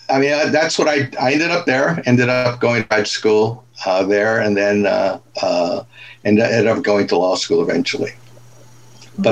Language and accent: English; Stockton, California, United States; I grew up in the Central Valley of California, a small town by the name of Stockton.